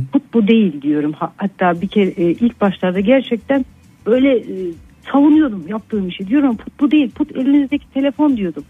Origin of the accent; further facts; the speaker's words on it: Kayseri, Kayseri Province, Turkey; also born or lived in Nevşehir; Kayseri'de yaşıyorum ben e, yani hep burada yaşadım.